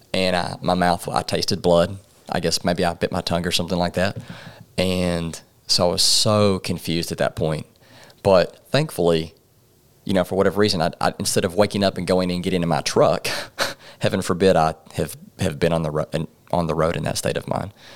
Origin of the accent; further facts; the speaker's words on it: Paragould, Arkansas, United States; also born or lived in Jonesboro, Arkansas; raised in Paragold, Arkansas.